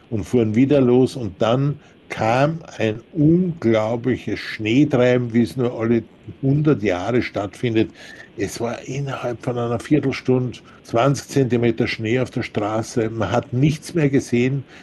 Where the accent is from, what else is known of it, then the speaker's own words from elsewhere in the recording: Austria; wir waren in Österreich, ich bin ja Österreicher